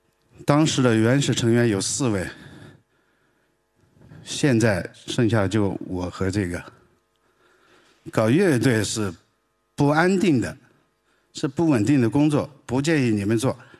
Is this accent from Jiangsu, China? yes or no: no; Sichuan, China; 我是南方人，天不怕地不怕，最怕云南人、广东人、四川人说普通话。我就是四川人。而且我还是四川西南最南的地方，海拔两三千米以上的地方的一个一个野蛮人。